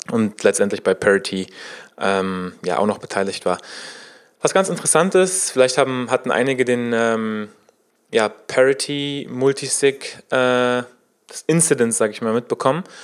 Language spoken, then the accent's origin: German; Berlin, Germany; In wenigen Tagen findet in Berlin, in meiner Heimatstadt, die Web3 Summit statt.